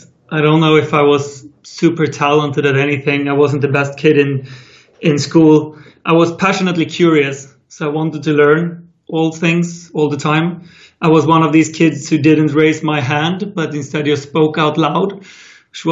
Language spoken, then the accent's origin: English; Sweden; my hometown in Sweden